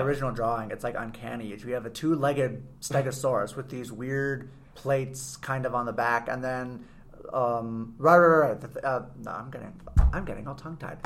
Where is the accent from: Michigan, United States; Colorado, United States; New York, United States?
Colorado, United States; we're from Colorado